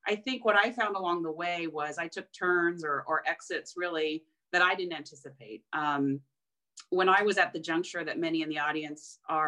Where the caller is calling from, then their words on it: Budapest, Hungary; I am actually joining from Budapest, Hungary.